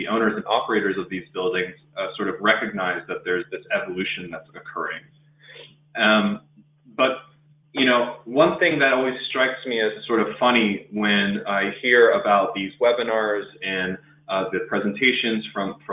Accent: next to the Space Coast, Florida, United States; born and raised in Florida next to the Space Coast

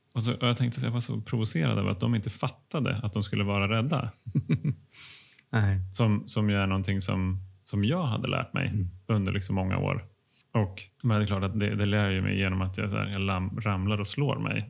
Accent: Finland; jag är finne

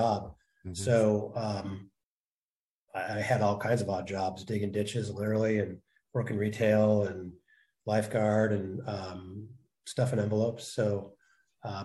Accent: Oakland, California, United States; born or raised there; also born or lived in Chico / Santa Cruz

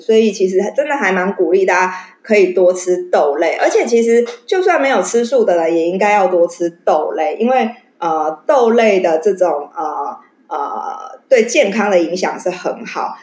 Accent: Taiwan; 我们台湾人

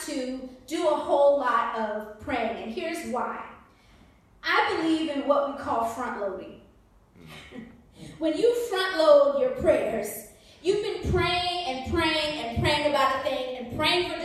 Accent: Maryland, United States; moved away as an adult; now in Seattle, United States; I am originally from Maryland. Yeah, so near the Washington, D.C. area, home of the best crab cakes

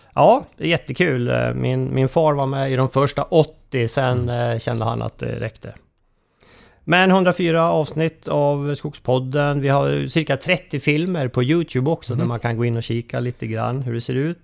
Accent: Köping, Västmanland, Sweden; jag är ju eh, från Köping

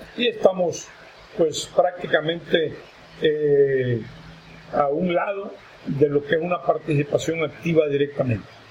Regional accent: Honduras

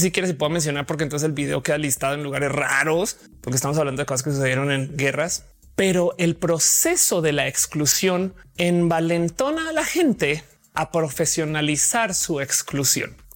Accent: Colombia; born there; also born or lived in Mexico; Y mucha gente no sabe que yo nací en Colombia, pero hey, soy tan colombiana como soy mexicana o las dos o ninguna

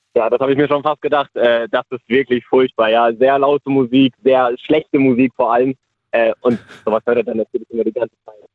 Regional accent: Speyer, Rhineland-Palatinate, Germany; ich komme aus Speyer.

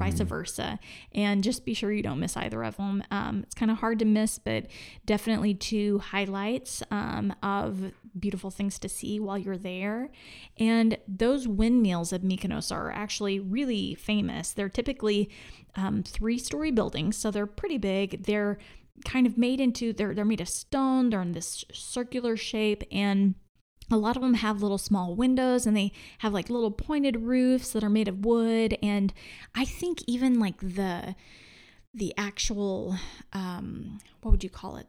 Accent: Oklahoma, United States; I'm from Oklahoma

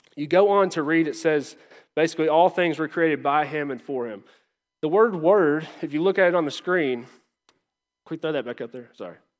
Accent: Lawrenceburg, United States; moved away; I grew up in Lawrenceburg, small town

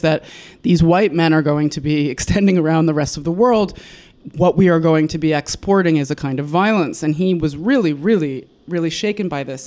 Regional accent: United States; moved away as an adult; now in Istanbul, Turkey; I as an American

